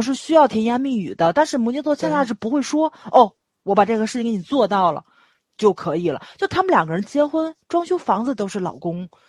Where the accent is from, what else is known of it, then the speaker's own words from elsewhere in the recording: Tianjin, China; accent: Tianjin; 我不是外地人，我就是天津人